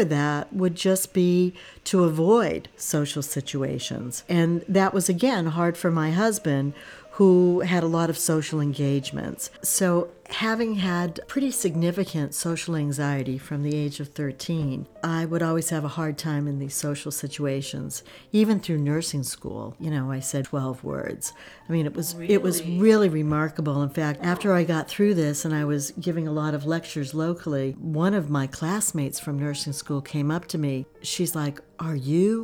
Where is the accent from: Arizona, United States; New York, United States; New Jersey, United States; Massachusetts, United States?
Massachusetts, United States; also born or lived in California; I grew up in Massachusetts